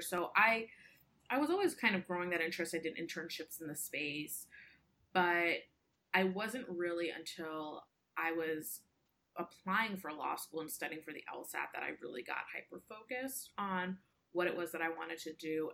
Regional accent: United States; I identify as Indian American

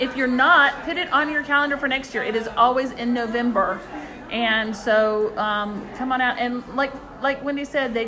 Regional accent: Florida, United States; I'm from Florida

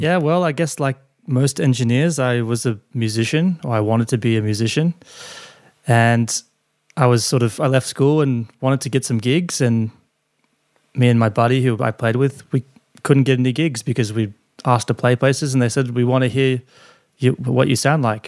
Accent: Gold Coast, Queensland, Australia; moved away as an adult; also born or lived in Sydney; I was from the Gold Coast. I moved to Sydney to do this internship

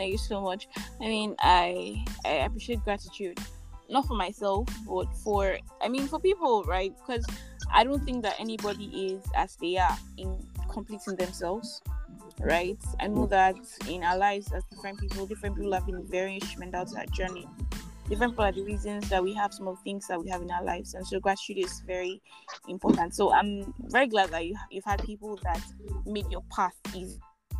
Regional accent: Nigeria; I am the Nigerian Christian Doc-holic.

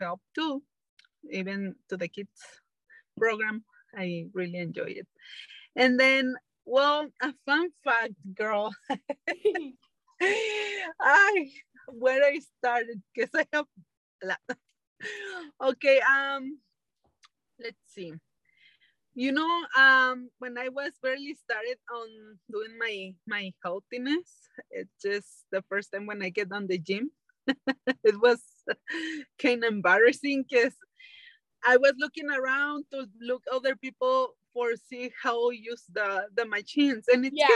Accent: Guadalajara, Jalisco, Mexico; now in California, United States; I'm from Guadalajara, Mexico, but I just live in California right now

